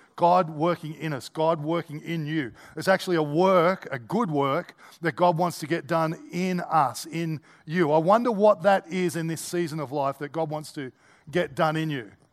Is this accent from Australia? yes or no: yes; Australia; as an Australian